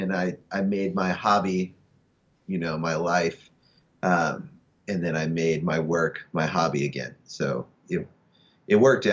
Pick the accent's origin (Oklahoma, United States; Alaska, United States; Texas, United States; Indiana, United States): Indiana, United States; Southern; now in Los Angeles, United States; I'm from Southern Indiana